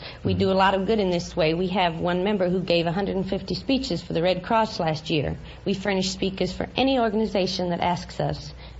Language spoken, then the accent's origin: English; New York City, New York, United States; moved away; I'm from Dongan Hill, Staten Island.